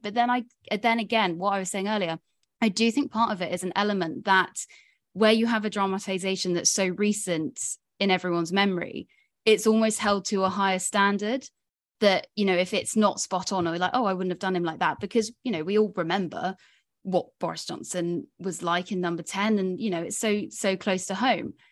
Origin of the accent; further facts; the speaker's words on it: Somerset, South West England, United Kingdom; now in London, United Kingdom; I'm Somerset born and bred, despite now living in London